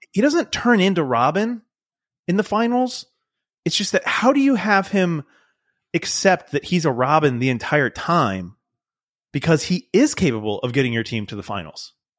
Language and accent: English; United States; I'm, I'm American.